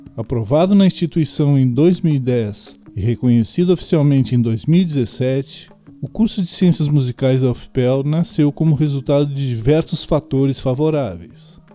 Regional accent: Pelotas, Rio Grande do Sul, Brazil; sou pelotense e tenho 49 anos

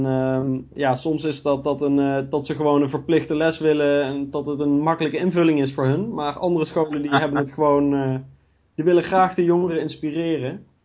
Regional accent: Gennep, Limburg, Netherlands; moved away as an adult; now in Nijmegen, Netherlands; Ik kom zelf uit Gennep. Dat is het noordelijkste puntje van Limburg

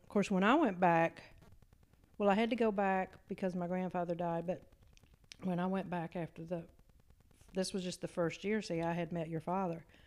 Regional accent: Eastern Shore of Maryland, United States; born or raised there; moved away

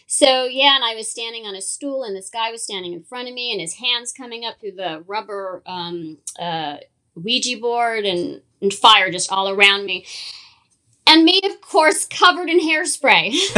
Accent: Los Angeles, California, United States; growing up in Hollywood

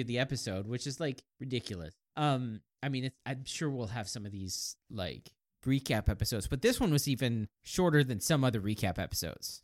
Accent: Kansas, United States; I was born in Kansas

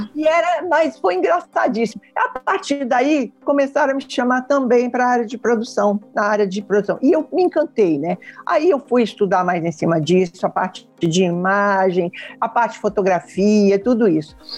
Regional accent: São Paulo, Brazil; moved away as an adult; now in Rio de Janeiro, Brazil; eu vim para o Rio de Janeiro, eu sou, eu sou de São Paulo, eu vim para o Rio de Janeiro em 76

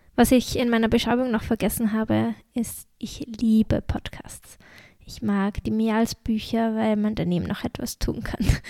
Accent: Austria; accent: Austrian dialect; ich komme, wie man es wahrscheinlich auch an meinem Dialekt merkt, obwohl ich versuche, schön nach der Schrift zu reden, aus Österreich

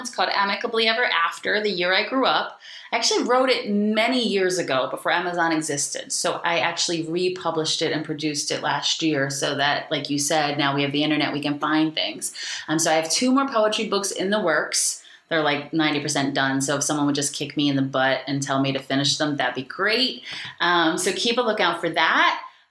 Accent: Aston, Pennsylvania, United States; I'm from Aston, y'all.

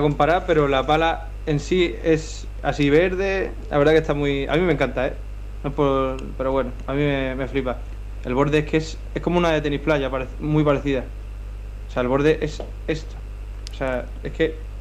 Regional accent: Melilla, Spain; moved away as an adult; now in Madrid, Spain; nací el 28 de abril de, de 2000 allí en Melilla, en África, en el norte de, África

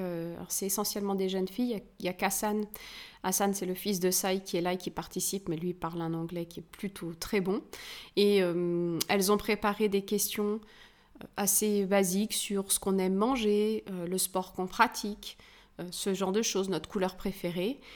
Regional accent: France; chez nous en France

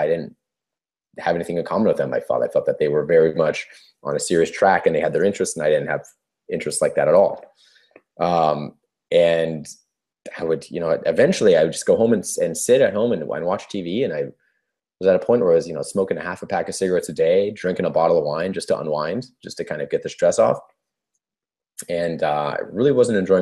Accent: California, United States; I'm 33 years old and I'm from California, United States.

